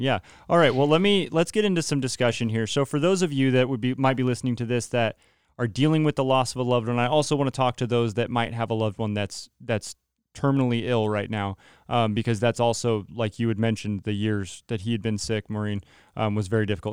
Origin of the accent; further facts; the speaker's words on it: Modesto, California, United States; moved away as an adult; we're from the Modesto area